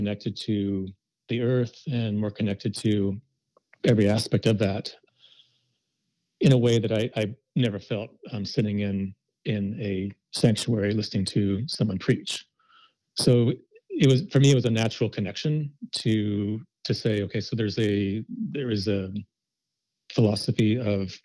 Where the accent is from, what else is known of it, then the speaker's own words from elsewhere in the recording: Midwest, United States; I was brought up in the Midwest going to a Protestant-based